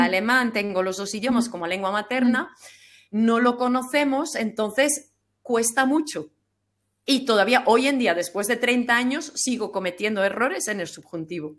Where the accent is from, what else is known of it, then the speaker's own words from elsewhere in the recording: Flanders, Belgium; first language German; Spanish is a second language; moved away as an adult; now in Valencia, Spain; cuando yo nací ellos ya vivían en Flandes, pero ellos seguían hablando entre sí el alemán